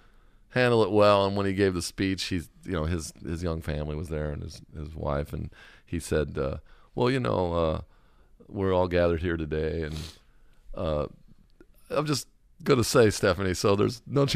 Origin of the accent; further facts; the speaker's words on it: California, United States; I grew up in Orange County. I mean, I was surfing when I was 9 years old.